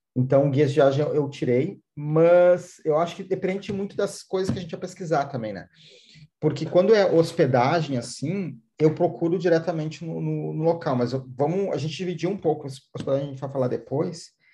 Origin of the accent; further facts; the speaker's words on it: Porto Alegre, Rio Grande do Sul, Brazil; eu sou aqui de, de Porto Alegre